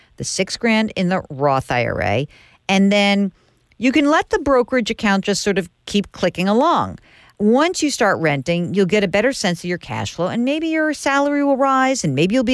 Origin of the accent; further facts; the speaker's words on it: New York, United States; I'm from New York